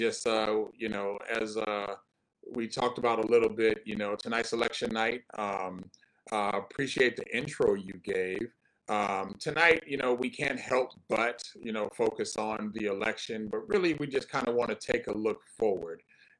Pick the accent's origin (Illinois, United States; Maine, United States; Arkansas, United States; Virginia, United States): Illinois, United States; Chicago; also born or lived in Rock Island, Illinois; now in California, United States; I'm a Midwest brother myself, from Chicago and some smaller cities around that area